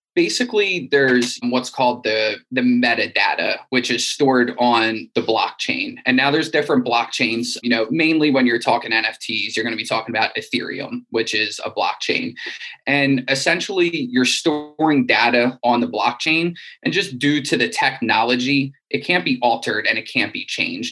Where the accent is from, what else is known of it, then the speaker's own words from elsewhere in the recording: Wilmington, Delaware, United States; I'm from Wilmington, Delaware, in the United States